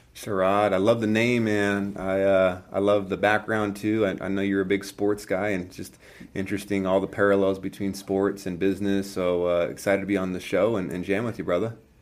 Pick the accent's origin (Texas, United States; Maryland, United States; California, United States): California, United States; I grew up in California